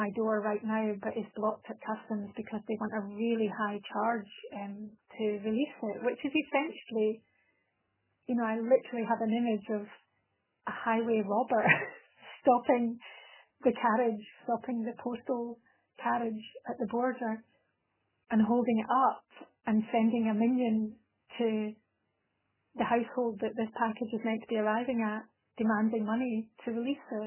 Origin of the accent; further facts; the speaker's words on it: Scotland, United Kingdom; now in Italy; I'm a Scottish person living in Italy and speaking Italian as a second but fluent language